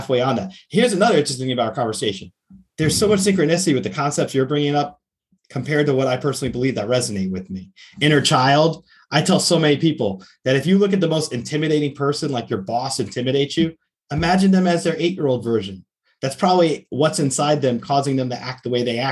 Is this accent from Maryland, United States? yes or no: no; outside New York City, United States; now in Florida, United States; I grew up outside New York City originally before I moved to Florida.